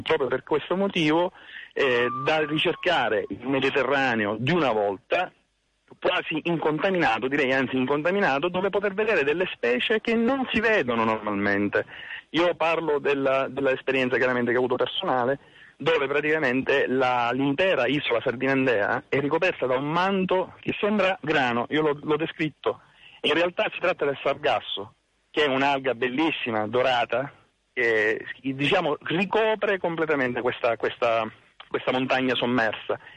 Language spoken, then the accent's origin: Italian; Sicily, Italy; sono siciliano